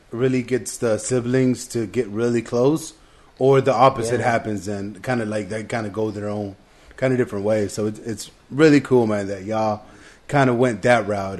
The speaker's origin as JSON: {"language": "English", "region": "Texas", "country": "United States", "tie": "born or raised there", "also_born_or_lived": "Piedras Negras, Coahuila, Mexico", "said": "I'm a citizen and shit, but like I was born in Mexico and I've lived all my life pretty much out here in Texas"}